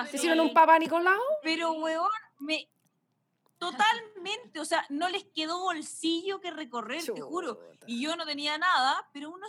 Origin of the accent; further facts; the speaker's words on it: Caracas, Capital District, Venezuela; yo soy venezolano, yo soy de Caracas de toda mi vida